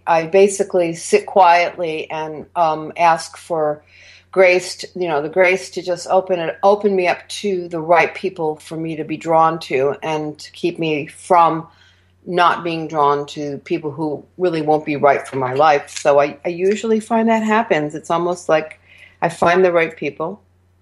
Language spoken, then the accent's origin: English; Vermont, United States; my younger years, when I grew up in Vermont, were kind of drab and plain